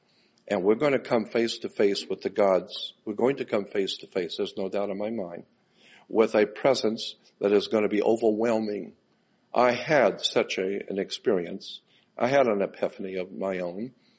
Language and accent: English; Gulf Breeze, Florida, United States; I was born and raised in Gulf Breeze, Florida.